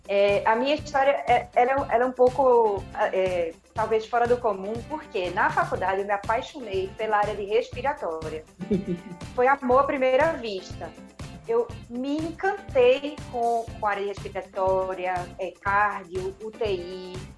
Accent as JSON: {"language": "Portuguese", "town": "Recife", "region": "Pernambuco", "country": "Brazil", "tie": "born or raised there", "said": "eu sou de Recife e minha família é toda daqui. Eu, eu tive essa sorte também de poder fazer a minha faculdade na minha, na minha cidade natal."}